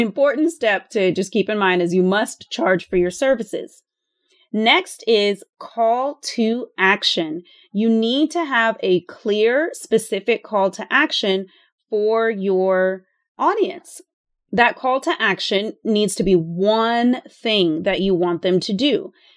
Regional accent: Austin, Texas, United States; I would like to buy a house here in Austin in my hometown

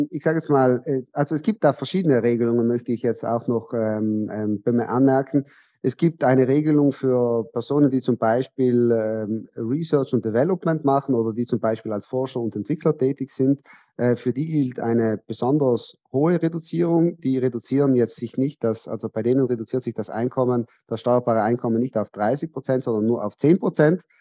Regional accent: Trentino-Alto Adige, Italy; wir stammen ja aus Südtirol, wir sind ja eine Grenzregion.

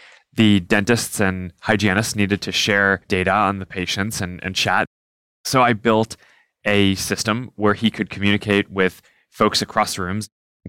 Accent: New York, United States; where we grew up in New York.

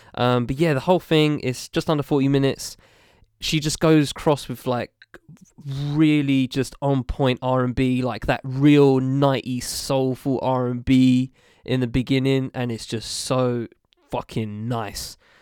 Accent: United Kingdom; a British person who is of a mixed race

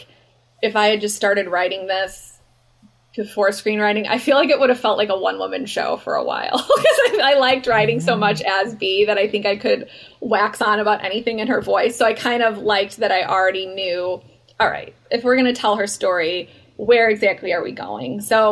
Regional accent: Chicago, Illinois, United States; moved away; I'm from Chicago and I lived there

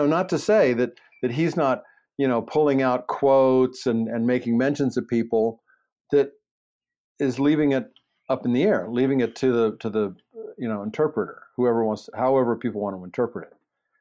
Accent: Baltimore, Maryland, United States; accent: Baltimore; moved away; I grew up in Baltimore.

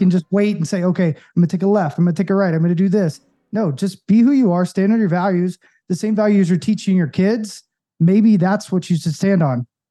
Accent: Knoxville, Tennessee, United States; I'm from Knoxville

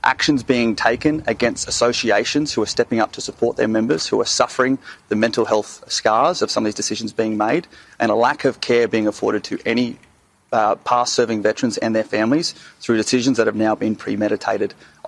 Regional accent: Australia; And as an Australian, stand here, ask for due process to be afforded.

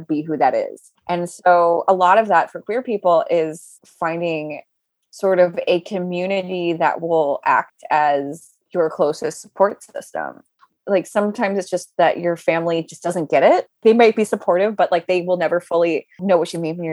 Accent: Southern Louisiana, United States; now in New York, United States; we're both from Southern Louisiana and we both moved to New York

